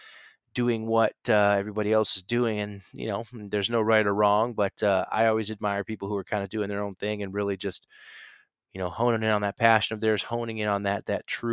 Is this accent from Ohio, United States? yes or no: yes; Stark County, Northeast Ohio, United States; moved away as an adult; also born or lived in Chicago / Nashville; I am officially back in Ohio in the Stark County area. I won't give you the exact place, but Northeast Ohio